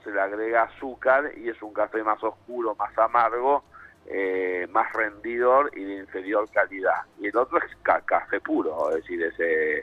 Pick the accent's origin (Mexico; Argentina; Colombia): Argentina; soy argentino, vivo en Argentina